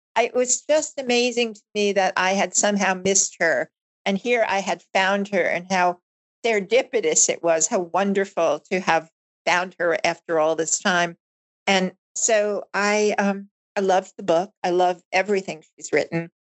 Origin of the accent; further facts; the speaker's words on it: Long Island, New York, United States; also born or lived in Bronx, New York; I was born in the Bronx, and uh, my family of five had migrated over several years to Long Island and then ultimately found ourselves at the end of Long Island